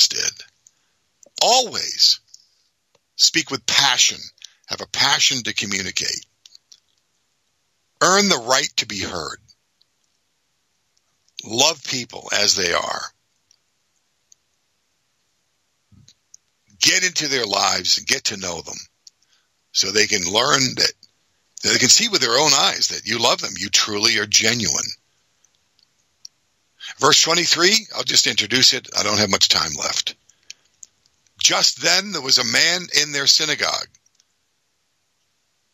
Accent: Boston, Massachusetts, United States; moved away; also born or lived in Philadelphia; I'm from Boston, the Boston area originally

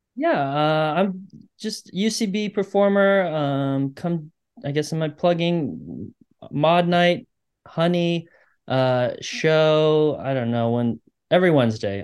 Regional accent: Michigan, United States; I am from Michigan

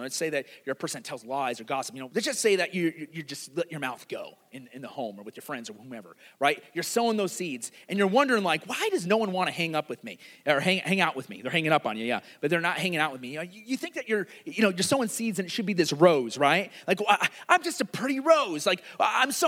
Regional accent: Iowa, United States; I grew up in Iowa

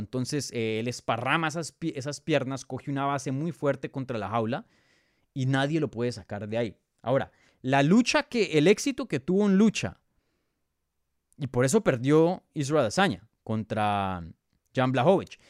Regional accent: Bogotá, Colombia; now in United States; yo soy de Bogotá, yo soy nacido, criado en Bogotá, pero hoy día vivo en los Estados Unidos

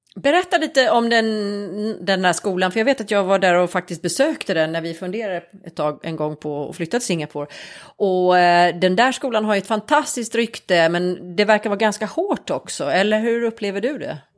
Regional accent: Nybro, Kalmar County, Sweden; moved away as an adult; also born or lived in London / New York; now in Stockholm, Sweden; jag är från Småland. Jag kommer från en liten stad som heter Nybro

